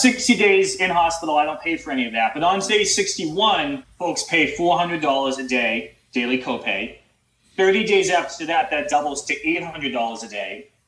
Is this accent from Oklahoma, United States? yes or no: no; Boston, Massachusetts, United States; I'm from the Boston area